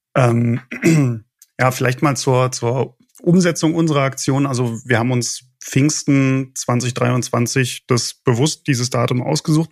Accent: Berlin, Germany; moved away as an adult; now in Frankfurt am Main, Germany; ich komme ja ursprünglich aus Berlin, wohne aber schon seit einigen Jahren in Frankfurt am Main

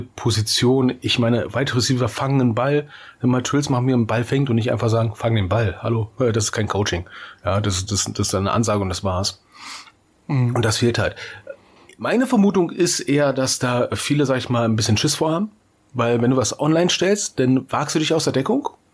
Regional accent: Berlin, Germany; moved away; ich war in meiner Heimatstadt, ja, in Berlin

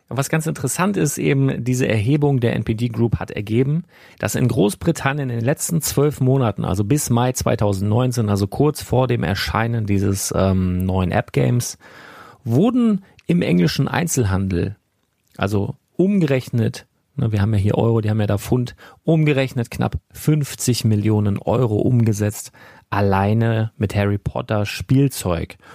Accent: Northern Germany, Germany; hier bei uns im Norden und äh, wie es sich für einen echten Norddeutschen gehört

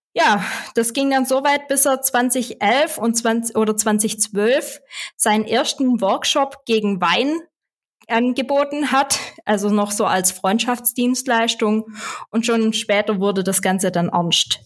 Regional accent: Swabia, Germany; accent: Swabian; dann verstehst du auch meinen schwäbischen Akzent

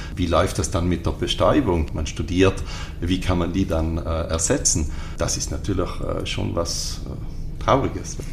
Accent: Ritten, Trentino-Alto Adige, Italy; ich bin hier am Ritten aufgewachsen

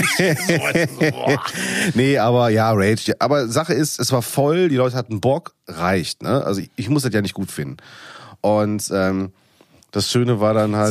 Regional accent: Ruhr area, North Rhine-Westphalia, Germany; ich komme aus dem Pott

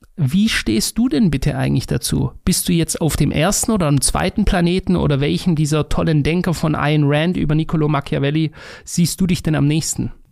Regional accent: Stuttgart, Baden-Württemberg, Germany; in Degerloch, bei mir einem Stadtteil von Stuttgart

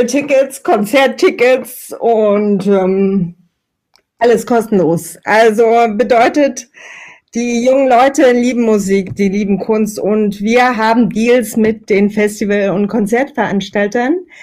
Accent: Meerane, Saxony, Germany; Ich bin in Mirane geboren, das liegt quasi in Italien, tatsächlich aber in äh, Sachsen bei Chemnitz und Zwickau. Ich habe dort ähm, ja eine sehr sehr schöne Kindheit verbracht

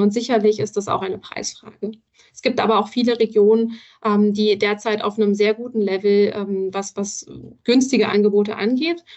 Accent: Berlin, Germany; Ich persönlich als Berlinerin kenne das natürlich auch

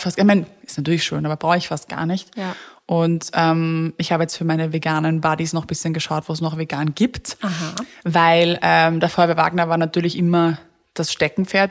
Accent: Vienna, Austria; ich als Wienerin

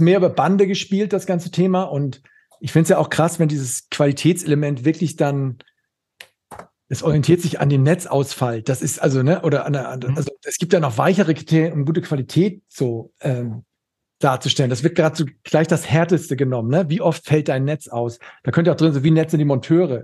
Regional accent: Schleswig-Holstein, Germany; ich komme äh, aus Schleswig-Holstein

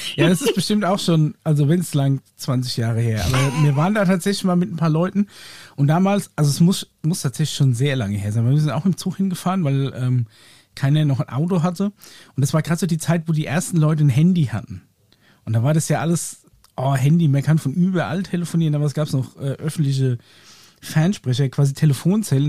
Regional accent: Aschaffenburg, Bavaria, Germany; Bei uns in Aschaffenburg

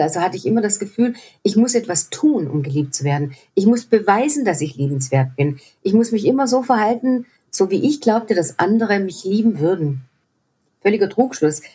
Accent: Swabia, Germany; ich komme aus dem Schwäbischen auch noch, Heus-, Schaffe, Schaffe, Häusle-Bauer

